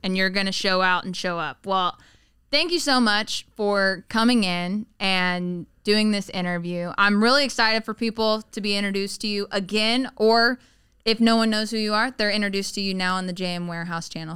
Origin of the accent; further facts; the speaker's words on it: the South, United States; moved away; I grew up in the South